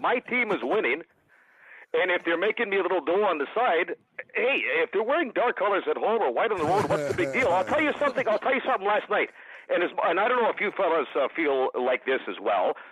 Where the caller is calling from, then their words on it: Saskatoon, Saskatchewan, Canada; I'm listening from Saskatoon today, and I've been listening to you guys for quite some time.